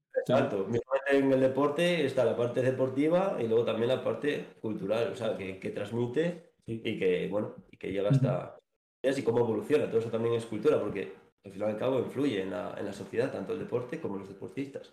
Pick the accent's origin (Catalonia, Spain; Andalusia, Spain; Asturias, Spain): Asturias, Spain; moved away as an adult; now in Valladolid, Spain; soy nací en Asturias, cosas de la vida. Me trajeron aquí a Valladolid en el 2020